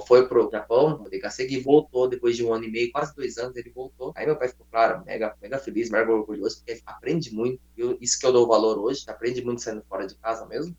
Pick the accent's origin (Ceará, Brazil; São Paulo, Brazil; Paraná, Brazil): São Paulo, Brazil; moved away as an adult; also born or lived in Japan; Sou de São Paulo